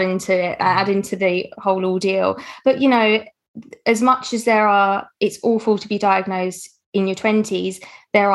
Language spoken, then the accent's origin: English; United Kingdom; me being British.